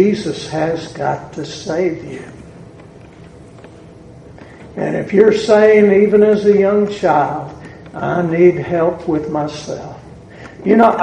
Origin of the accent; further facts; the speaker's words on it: the South, United States; accent: southern; my southern accent